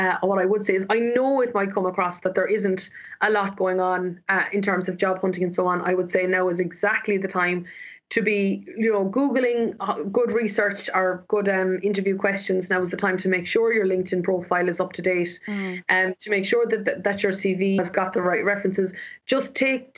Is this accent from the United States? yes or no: no; Ireland; as Irish people